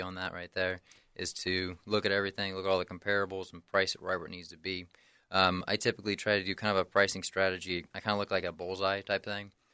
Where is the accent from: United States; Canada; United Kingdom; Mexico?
United States; Henry County, Indiana; also born or lived in near Chicago, Illinois; moved back down to this area when I was about seven years old, and then grown up here in Henry County ever since